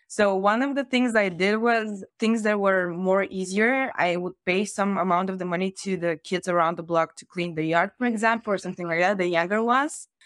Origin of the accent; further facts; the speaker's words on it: Varna, Varna Province, Bulgaria; I grew up in Varna, which is said to be the sea capital of Bulgaria